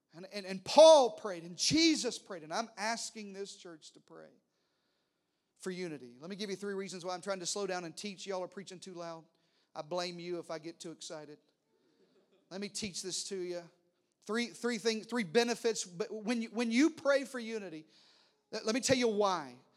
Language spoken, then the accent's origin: English; Arkansas, United States; accent: country; now in Texas, United States; I talked real country like this, 'cause I'm from Arkansas